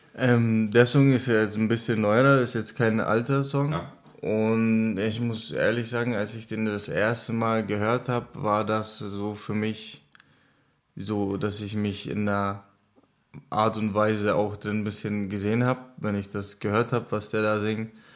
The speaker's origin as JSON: {"language": "German", "town": "Šumperk", "region": "Olomouc Region", "country": "Czechia", "tie": "born or raised there", "also_born_or_lived": "Zábřeh, Czech Republic", "second_language": "German", "moved": "yes", "lives_now": "Selb, Germany", "said": "Ich bin geboren in Sabrek"}